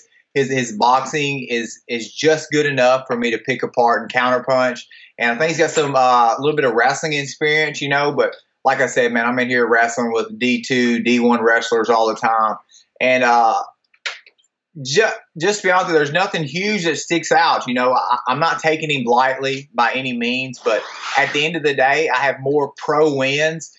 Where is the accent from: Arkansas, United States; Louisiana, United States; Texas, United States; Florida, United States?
Arkansas, United States; Pine Bluff; I grew up in near Pine Bluff